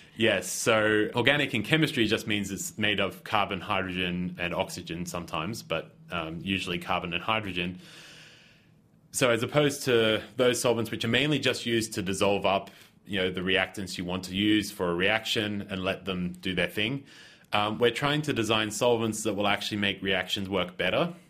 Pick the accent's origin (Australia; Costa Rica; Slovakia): Australia; moved away; I'm originally from Australia